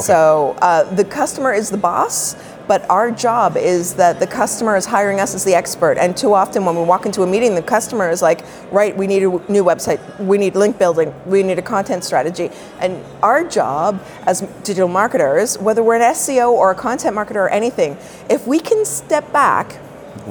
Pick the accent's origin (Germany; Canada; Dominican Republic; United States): Canada; Toronto, Ontario; I'm a Toronto girl